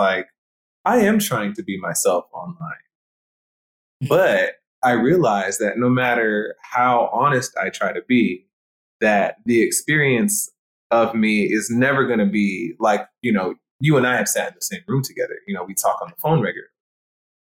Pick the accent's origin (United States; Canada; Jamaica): Jamaica; I'm Jamaican. I didn't want my Jamaicanness to be erased.